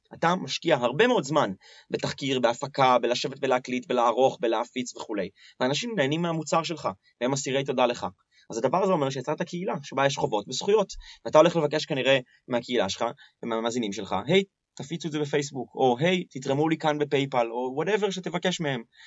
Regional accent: Tel Aviv, Tel Aviv District, Israel; כי תל אביבי

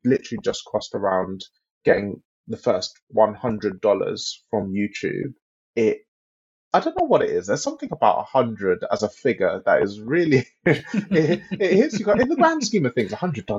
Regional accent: London, United Kingdom; I'm a Londoner

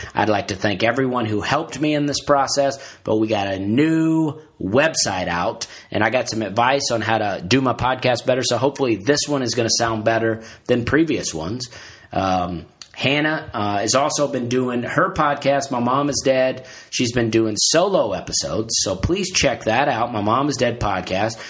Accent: United States; also born or lived in Alabama; I'm an American

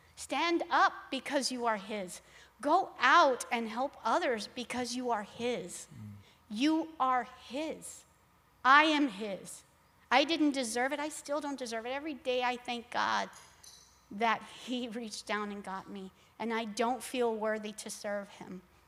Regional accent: Laredo, Texas, United States; I grew up in Laredo, Texas

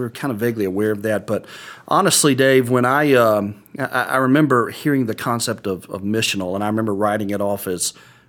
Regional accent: South Carolina, United States; And we're from South Carolina. I graduated from the University of South Carolina and went to Southwestern Seminary.

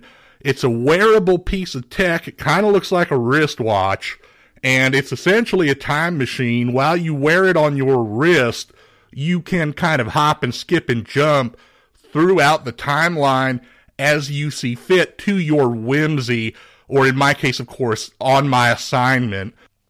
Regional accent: Beaumont, Texas, United States; I'm originally from Beaumont, Texas.

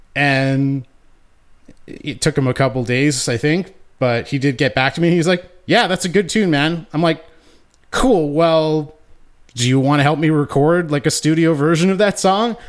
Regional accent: Winnipeg, Manitoba, Canada; born and raised in Winnipeg

